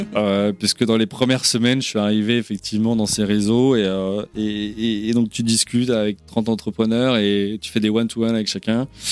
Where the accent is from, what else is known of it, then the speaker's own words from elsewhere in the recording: France; moved away as an adult; je suis bien français